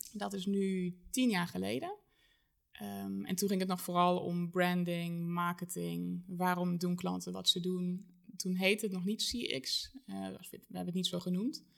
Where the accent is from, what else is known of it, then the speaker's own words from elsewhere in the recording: Germany; Dutch is a second language; moved away as an adult; now in Arnhem, Netherlands; geboren en getogen in Duitsland